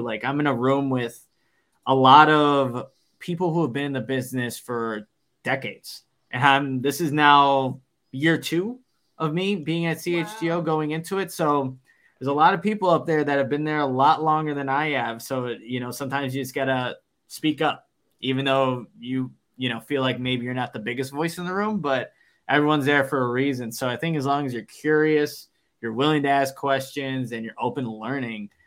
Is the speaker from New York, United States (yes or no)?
no; Waukegan, Illinois, United States; I'm from I'm from Waukegan, so north suburb